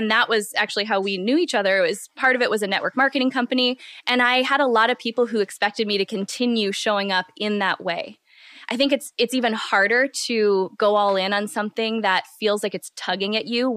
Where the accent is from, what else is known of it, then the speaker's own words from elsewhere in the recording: Midwest, United States; I'm from the Midwest